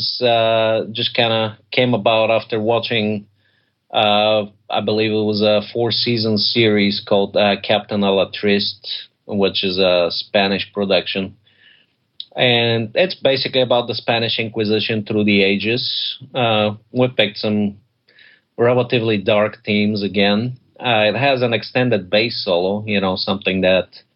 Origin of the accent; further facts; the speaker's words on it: Bulgaria; moved away; I'm originally from Bulgaria